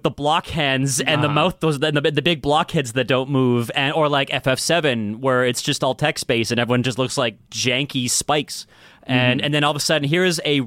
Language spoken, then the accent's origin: English; Calgary, Alberta, Canada; Edmonton was the next town over from where I grew up. I grew up in Calgary.